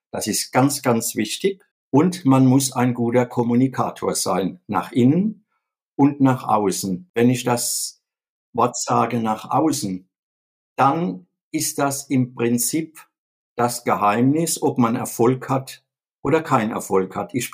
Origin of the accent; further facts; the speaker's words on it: Viernheim, Hesse, Germany; Ich komme aus Viernheim das liegt mitten in der wirtschaftsstarken Metropolregion Rhein-Neckar vor den Toren von Mannheim und auch in der Nähe von Heidelberg und Ludwigshafen.